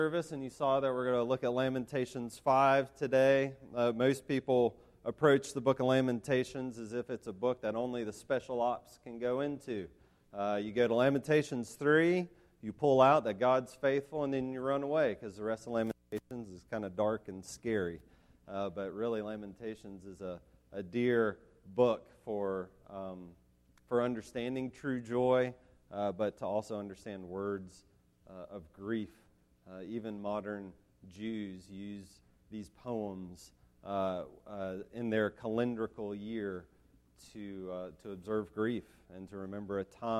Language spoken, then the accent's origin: English; Asheville, North Carolina, United States; I grew up in Asheville, North Carolina.